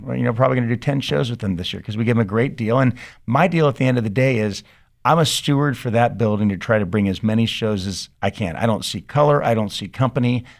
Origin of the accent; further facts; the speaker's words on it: San Diego, California, United States; also born or lived in Santa Barbara / Del Mar; I grew up in, uh, Pacific Beach and then up in Del Mar